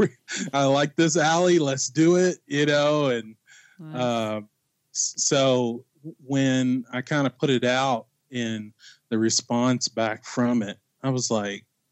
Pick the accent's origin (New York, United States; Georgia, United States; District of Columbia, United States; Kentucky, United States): Kentucky, United States; Bardstown; now in Indianapolis, United States; I was born and raised in Bardstown, Kentucky